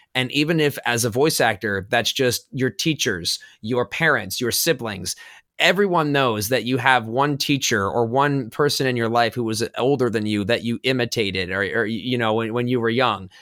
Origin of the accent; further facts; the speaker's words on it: Los Angeles, California, United States; I'm originally from Los Angeles, so growing up around the entertainment industry